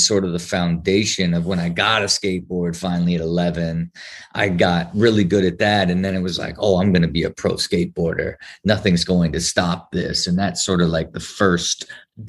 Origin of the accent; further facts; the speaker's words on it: Ohio, United States; I had this great blend of growing up in the Midwest and having a lot of freedom as you gave to kids in Ohio